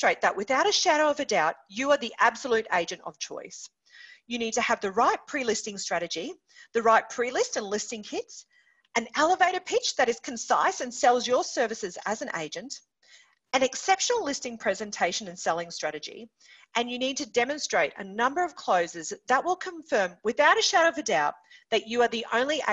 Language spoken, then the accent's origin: English; Townsville, Queensland, Australia; My hometown of Townsville, we absolutely love the Cowboys Rugby League Club